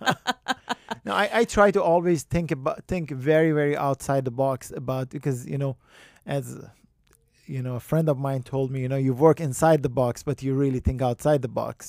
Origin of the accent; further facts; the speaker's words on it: Iran; moved away as an adult; also born or lived in Tehran; I, I grew up in Iran